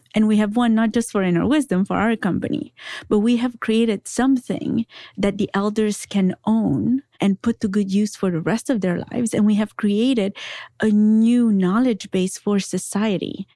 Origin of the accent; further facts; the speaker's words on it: Transylvania, Romania; I was raised in Transylvania by my grandparents.